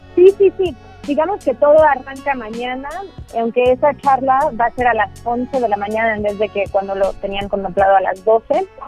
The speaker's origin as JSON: {"language": "Spanish", "country": "United States", "tie": "born or raised there", "also_born_or_lived": "Xalapa, Veracruz, Mexico", "moved": "yes", "lives_now": "Mexico", "said": "yo a los siete años me fui a Estados Unidos"}